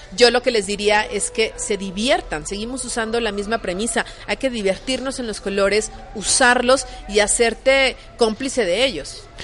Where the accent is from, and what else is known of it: Mexico